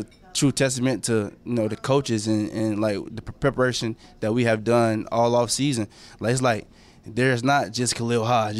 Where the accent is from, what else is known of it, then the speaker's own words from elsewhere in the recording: Atlanta, Georgia, United States; moved away as an adult; also born or lived in Decatur, Georgia / Lovejoy, Georgia; now in Buffalo, United States; Well, I grew up in Atlanta, Georgia. I mean, I went to Lovejoy my senior year, so, like, I'm not really from Lovejoy. I'm from more so Decatur.